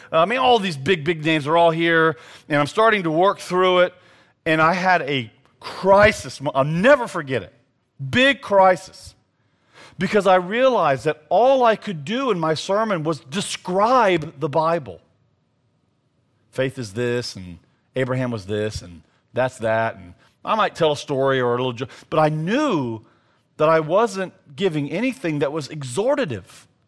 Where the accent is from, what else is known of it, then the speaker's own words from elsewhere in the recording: the South, United States; as a Southerner